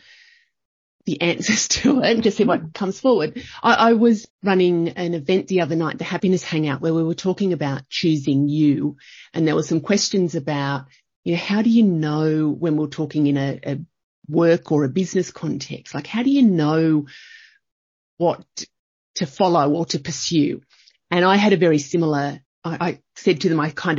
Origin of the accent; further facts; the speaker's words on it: Young, New South Wales, Australia; I grew up in a country town. I grew up in Young in New South Wales, but I was a townie.